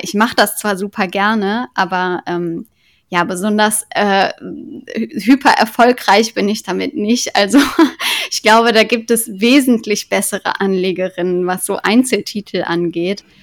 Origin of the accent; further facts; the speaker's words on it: Cologne, North Rhine-Westphalia, Germany; Ich komme ja aus Köln